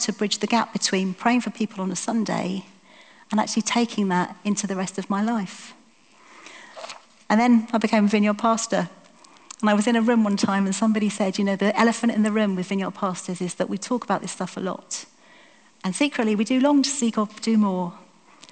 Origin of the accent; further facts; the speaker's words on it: United Kingdom; We're British